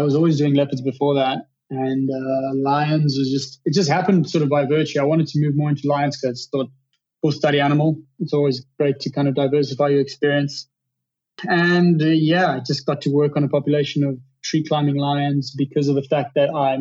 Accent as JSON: {"language": "English", "town": "Johannesburg", "region": "Gauteng", "country": "South Africa", "tie": "born or raised there", "said": "volunteering at the local zoo in my hometown, at the Johannesburg Zoo, when I was like 16"}